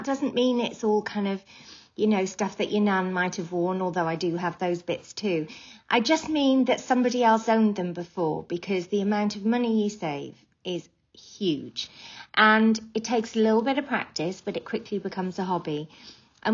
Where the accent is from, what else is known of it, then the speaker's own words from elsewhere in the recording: Wales, United Kingdom; I'm from Wales